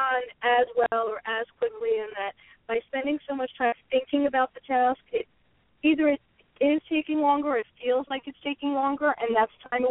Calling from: New York area, United States; I'm calling from the New York area

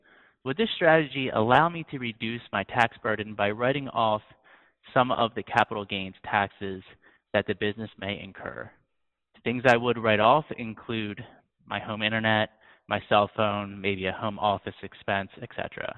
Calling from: Washington, District of Columbia, United States; I'm calling from Washington, D.C.

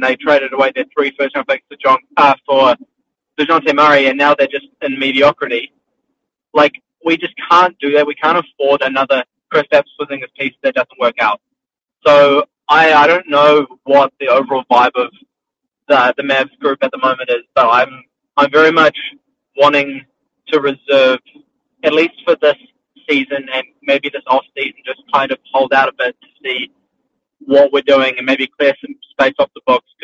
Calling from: New Zealand

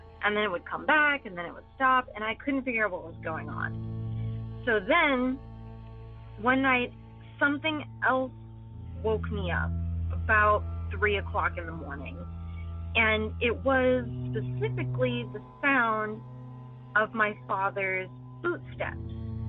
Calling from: California, United States; I'm calling from California. And my parents' house is kind of in the middle of nowhere.

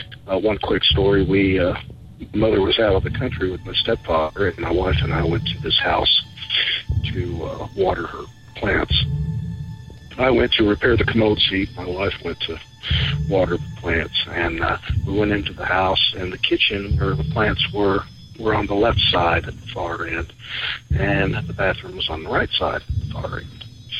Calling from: Kentucky, United States; also born or lived in Lexington, Kentucky; I'm calling from Kentucky.

